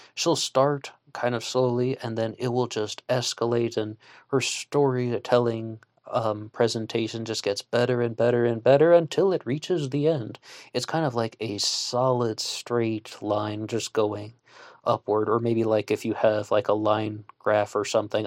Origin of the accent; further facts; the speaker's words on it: West Virginia, United States; I'm a West Virginian on the other side of the country